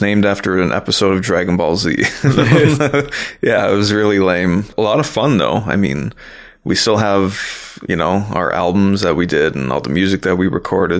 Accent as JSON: {"language": "English", "town": "Toronto", "region": "Ontario", "country": "Canada", "tie": "born or raised there", "lives_now": "Toronto, Canada", "said": "I came up in Scarborough, which isn't too far from here. It's about a, you know, less than a half an hour drive. So I came up in that area and then moved to Toronto about 10 years, actually maybe more than 10 years ago."}